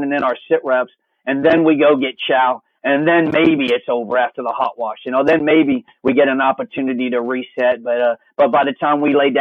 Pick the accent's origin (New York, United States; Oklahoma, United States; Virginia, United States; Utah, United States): Virginia, United States; I grew up in Virginia